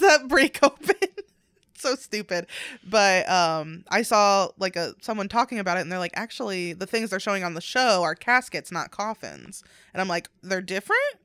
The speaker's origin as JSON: {"language": "English", "region": "Northern Ohio", "country": "United States", "moved": "yes", "said": "we are both from North Ohio"}